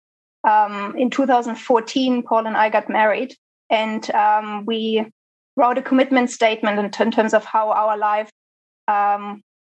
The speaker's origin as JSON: {"language": "English", "country": "Germany", "also_born_or_lived": "Sydney, Australia", "moved": "as an adult", "said": "I'm from Germany"}